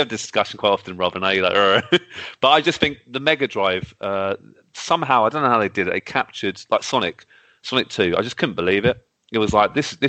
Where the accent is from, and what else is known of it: United Kingdom